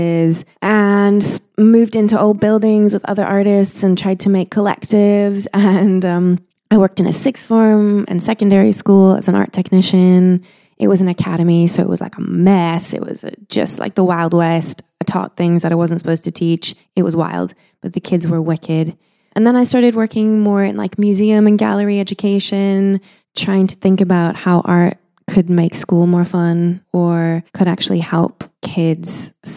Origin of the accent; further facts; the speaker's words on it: Winnipeg, Manitoba, Canada; now in London, United Kingdom; I grew up in Winnipeg, Manitoba